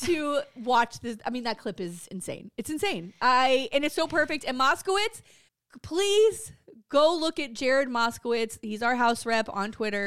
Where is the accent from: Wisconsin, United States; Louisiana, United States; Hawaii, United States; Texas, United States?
Louisiana, United States; Jefferson Parish; I'm from Jefferson Parish